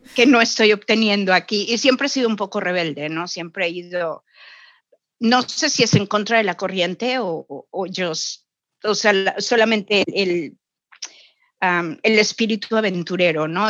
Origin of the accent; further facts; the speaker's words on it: Xalapa, Veracruz, Mexico; moved away as an adult; also born or lived in Mexico City / Vancouver, Canada; now in Toronto, Canada; Yo soy jalapeña, nacida y criada en Jalapa